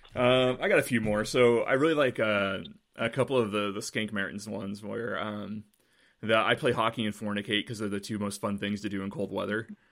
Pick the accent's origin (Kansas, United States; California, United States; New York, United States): Kansas, United States; Paola; we grew up in Paola, Kansas